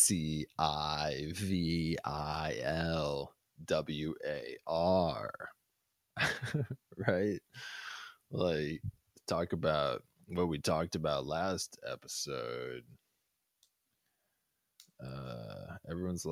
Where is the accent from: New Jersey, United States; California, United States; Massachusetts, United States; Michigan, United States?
Massachusetts, United States; Boston; I grew up in Boston